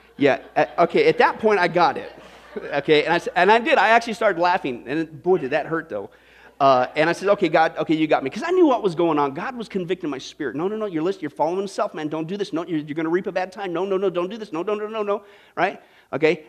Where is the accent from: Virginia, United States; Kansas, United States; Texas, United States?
Kansas, United States; I grew up in Kansas